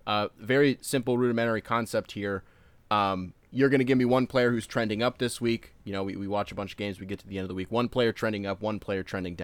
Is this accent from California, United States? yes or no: no; Howell, Michigan, United States; I'm from Howell